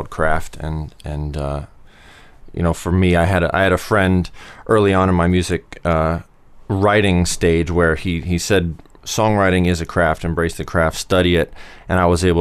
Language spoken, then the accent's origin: English; Columbus, Ohio, United States; moved away as an adult; also born or lived in Los Angeles; I grew up in Columbus